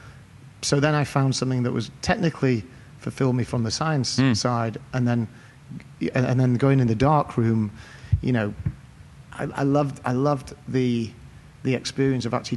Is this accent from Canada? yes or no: no; Cheshire, North West England, United Kingdom; moved away; I grew up in Cheshire, in the north of England